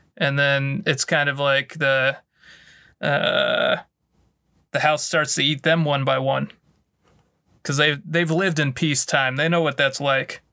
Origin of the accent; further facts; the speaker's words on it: the American South, United States; we grew up in the American South